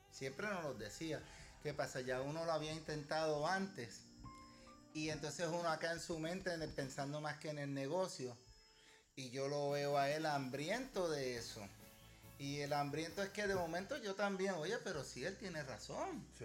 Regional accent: Vega Alta, Puerto Rico; de mi pueblo Vega Alta, que nos conocemos de niños.

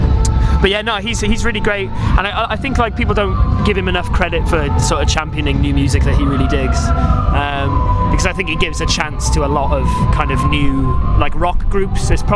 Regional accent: Barry, Wales, United Kingdom; also born or lived in Dagenham / London; I was only there until I was like 3 years old and then moved to Barry. South Wales. So a Welshman

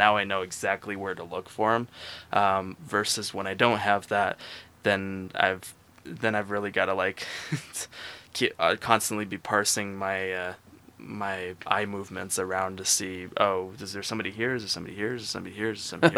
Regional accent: Boise, Idaho, United States; also born or lived in California / North Carolina; So I call Boise my hometown. The reason is because I spent all 4 years of high school there.

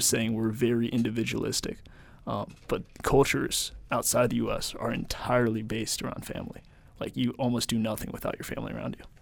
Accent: United States; I was raised in America.

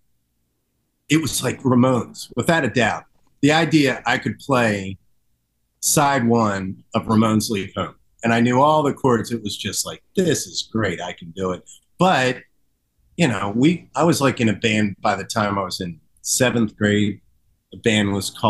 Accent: Horsham, Pennsylvania, United States; also born or lived in Philadelphia; now in Havertown, United States; I grew up in Horsham

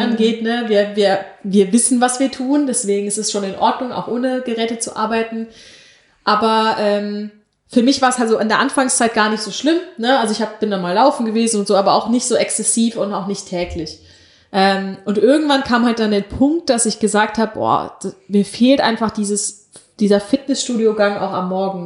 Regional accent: North Rhine-Westphalia, Germany; Wir sind Rheinländer.

